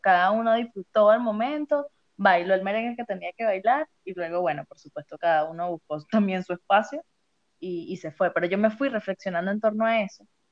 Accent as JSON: {"language": "Spanish", "town": "Caracas", "region": "Capital District", "country": "Venezuela", "said": "yo represento al estado de Distrito Capital"}